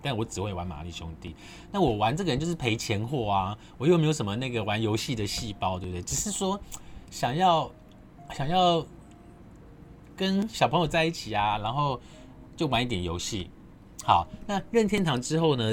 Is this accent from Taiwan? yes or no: yes; southern Taiwan, Taiwan; 我是在南方澳长大